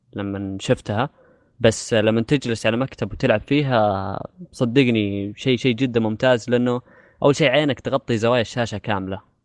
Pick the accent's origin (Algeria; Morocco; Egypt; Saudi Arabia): Saudi Arabia; عندنا في السعوديه